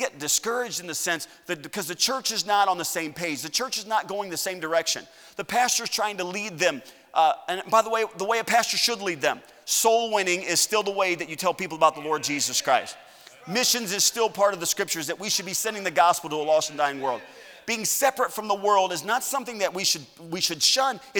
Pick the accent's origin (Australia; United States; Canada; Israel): United States; I'm an American citizen